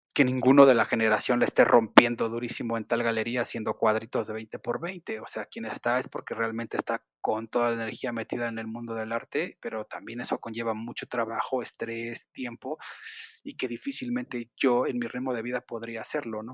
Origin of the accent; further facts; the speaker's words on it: Mexico City, Mexico; yo nací, y crecí en el barrio de Iztapalapa